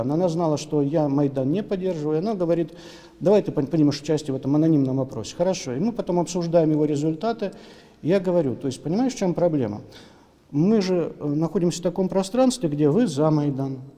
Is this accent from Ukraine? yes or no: yes; Ukraine; Я украинец. Я украинец, который воспитан в украинстве.